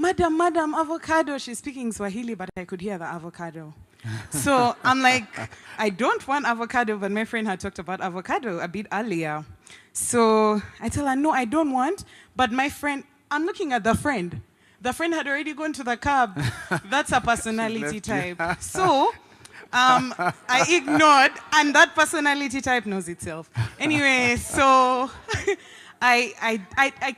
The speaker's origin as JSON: {"language": "English", "country": "Uganda", "moved": "yes", "lives_now": "Nairobi, Kenya", "said": "I'm from Uganda."}